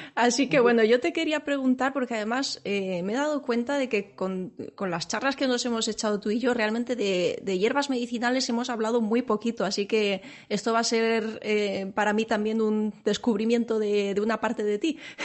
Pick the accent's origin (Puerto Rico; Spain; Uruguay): Spain; Seville, Andalusia; yo soy, soy, sevillana, aunque no se me nota, pero para mí el, naranjo y el olor de la flor del naranjo es, es, eh, mi infancia.